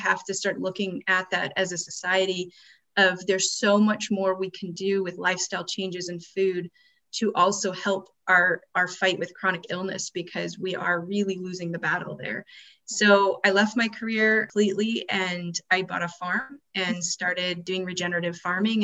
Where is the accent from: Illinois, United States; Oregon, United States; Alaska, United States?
Alaska, United States; I was born in Alaska